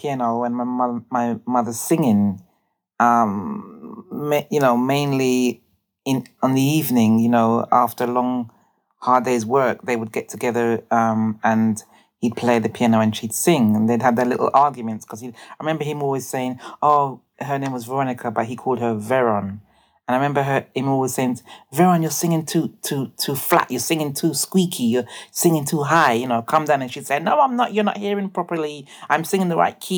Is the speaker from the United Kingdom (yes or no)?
yes; London, United Kingdom; I grew up in Brixton. I was born in an area, well, in central Brixton actually